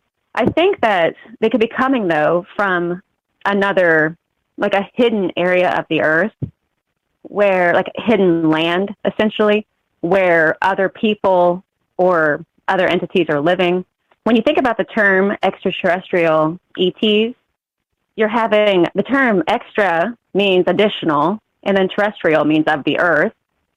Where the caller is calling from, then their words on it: Missouri, United States; I'm calling. Oh, okay. I'm calling from Missouri. I don't know if my connection will be okay. I'm pretty rural.